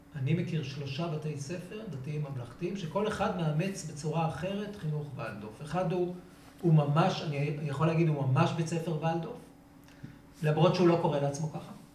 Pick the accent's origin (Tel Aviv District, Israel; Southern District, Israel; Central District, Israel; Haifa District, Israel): Southern District, Israel; Revivim; אני נולדתי בקיבוץ רביבים, אשר בנגב.